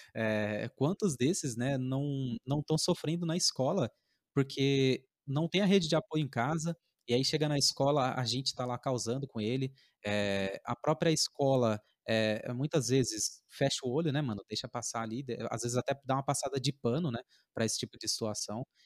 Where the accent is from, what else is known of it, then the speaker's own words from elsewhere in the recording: Alvarenga, São Paulo, Brazil; lá na minha, na minha quebrada, por exemplo, lá no Alvarenga